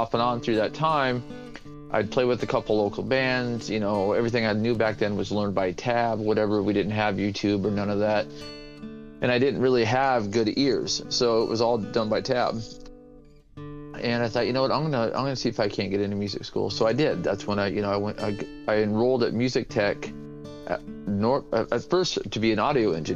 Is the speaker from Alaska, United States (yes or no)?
yes; Anchorage, Alaska, United States; I grew up in Anchorage, Alaska